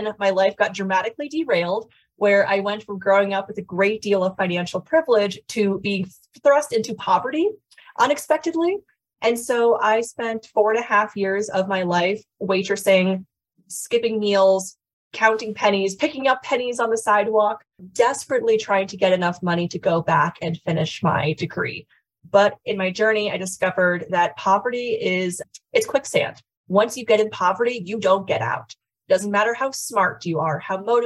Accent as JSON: {"language": "English", "region": "Connecticut", "country": "United States", "tie": "born or raised there", "also_born_or_lived": "Washington, D.C.", "moved": "yes", "lives_now": "Colorado, United States", "said": "I grew up in Connecticut, lived in Washington, D.C. for about 6 years, and then have lived in Colorado since then"}